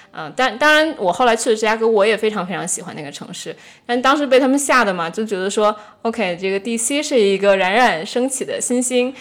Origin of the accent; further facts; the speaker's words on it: Beijing, China; moved away as an adult; also born or lived in Washington, D.C.; 我回国以后，在北京生活了三年